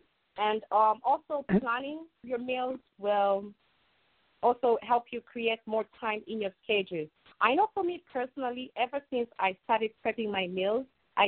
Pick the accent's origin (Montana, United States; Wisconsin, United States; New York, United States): New York, United States; New York City; And as a New Yorker, I'm here to actually do what I love, helping them organize and helping them prep.